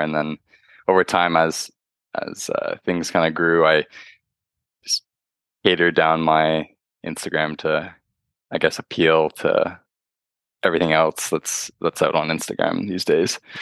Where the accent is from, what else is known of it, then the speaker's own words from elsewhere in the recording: Toronto, Ontario, Canada; I'm from Toronto, uh, Ontario, Canada